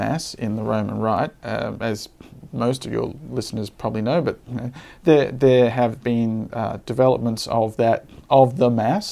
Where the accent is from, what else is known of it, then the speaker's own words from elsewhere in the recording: Brisbane, Queensland, Australia; moved away as an adult; also born or lived in Rome, Italy; now in Sydney, Australia; I grew up in Brisbane.